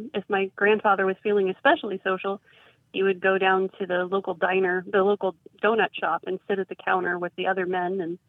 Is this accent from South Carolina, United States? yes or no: yes; South Carolina, United States; also born or lived in Upper Peninsula of Michigan; now in Michigan, United States; I'm calling from the Upper Peninsula of Michigan. But I grew up in South Carolina. I grew up close to my maternal grandparents. And my maternal grandparents, they were first-generation Americans. They were children of Swedish immigrants.